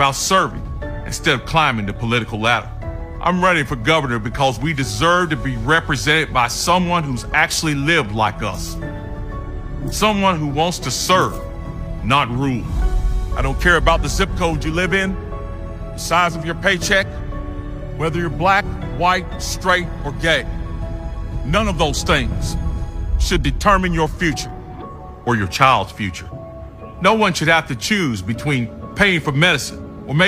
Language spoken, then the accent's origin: English; Greensboro, North Carolina, United States; I grew up poor here in Greensboro